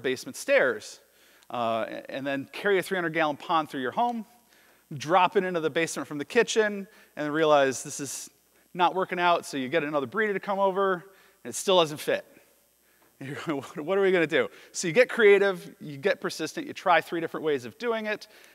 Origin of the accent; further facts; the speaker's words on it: Chicago, Illinois, United States; moved away as an adult; now in Duluth, United States; I'm originally from Chicago, but I fell in love with Minnesota.